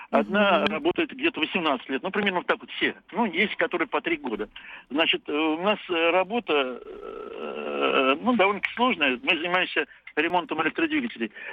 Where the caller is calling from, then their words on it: Saratov, Saratov Oblast, Russia; Да, я из Саратова.